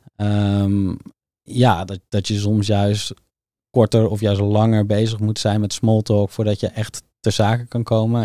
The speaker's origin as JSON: {"language": "Dutch", "town": "Soesterberg", "region": "Utrecht", "country": "Netherlands", "tie": "born or raised there", "also_born_or_lived": "Zeist", "said": "ik groeide eigenlijk op in Soesterberg"}